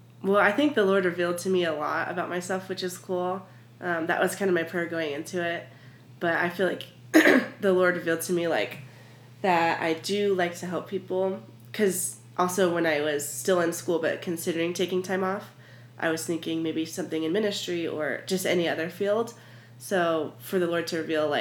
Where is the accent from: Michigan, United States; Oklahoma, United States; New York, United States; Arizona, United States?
Arizona, United States; Tucson; I was born and raised in Tucson, and so I've been here for almost 21 years